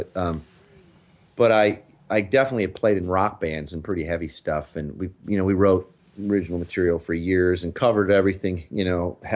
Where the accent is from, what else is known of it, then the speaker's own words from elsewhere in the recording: Chicago, Illinois, United States; moved away as an adult; now in Tacoma, United States; I grew up in the Chicago area. I lived there till about a decade ago.